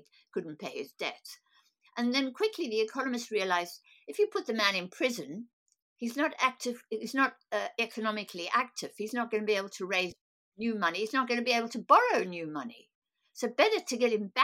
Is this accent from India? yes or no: no; South Africa; I'm a South African born